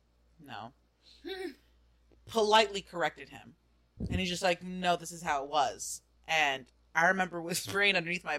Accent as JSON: {"language": "English", "country": "United States", "said": "where are you from? And raise my hand, America."}